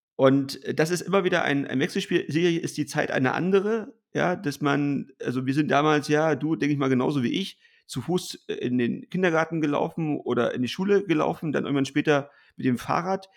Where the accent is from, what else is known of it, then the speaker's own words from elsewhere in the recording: East Germany, Germany; als Ossi